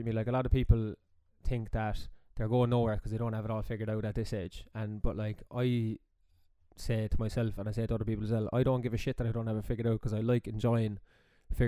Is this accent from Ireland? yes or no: yes; Midleton, County Cork, Ireland; also born or lived in London; I grew up in Middleton. For people who don't know, down East Cork